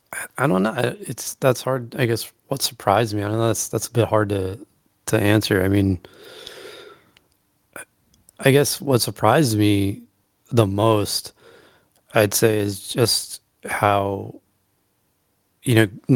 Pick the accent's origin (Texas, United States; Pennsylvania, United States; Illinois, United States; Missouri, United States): Pennsylvania, United States; Allentown; growing up on the East Coast, and like I said, in Allentown, PA, and I remember going to see shows when I was younger